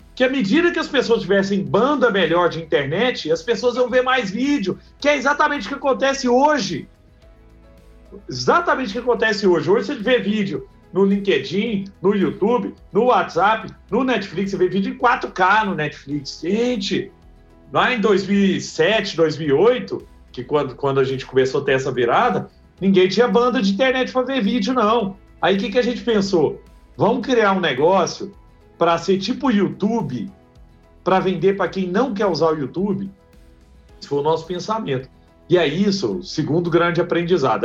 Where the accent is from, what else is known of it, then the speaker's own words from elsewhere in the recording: Araguari, Minas Gerais, Brazil; now in Rio de Janeiro, Brazil; eu sou um cara nascido em Araguari